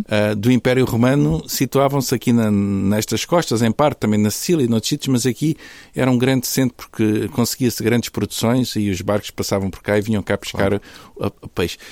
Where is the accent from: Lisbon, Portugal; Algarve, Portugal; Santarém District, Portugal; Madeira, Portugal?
Algarve, Portugal; Faro; now in Porto, Portugal; eu nasci no Sul, no Sul Algarvio, nasci em Faro